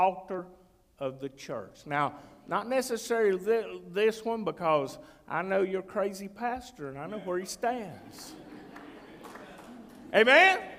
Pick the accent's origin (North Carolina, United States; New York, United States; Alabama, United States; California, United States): North Carolina, United States; I'm from North Carolina